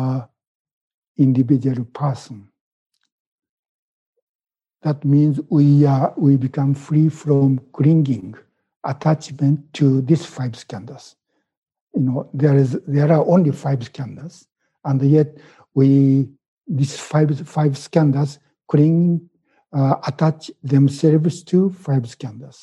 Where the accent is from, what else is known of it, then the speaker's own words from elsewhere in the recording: Japan; first language Japanese; English is a second language; moved away as an adult; now in United States; my thinking is still in Japanese, because I was born in Japan and I was educated in Japanese school system.